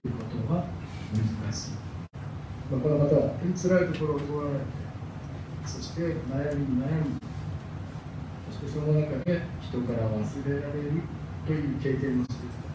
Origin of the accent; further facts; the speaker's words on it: Tokyo, Japan; now in Kawagoe, Japan; 東京五反田で生まれて育ったもんですから